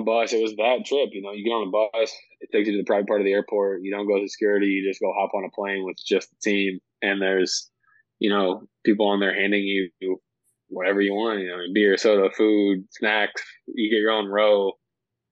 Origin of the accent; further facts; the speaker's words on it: St. Louis, Missouri, United States; St. Louis is, that's where I'm from.